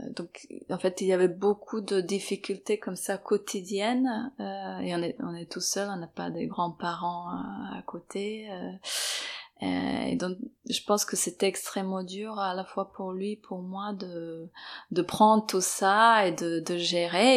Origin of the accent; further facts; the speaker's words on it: Serbia; moved away as an adult; now in Paris, France; je suis née à l'étranger, en Serbie, et je suis arrivée en France à 23 ans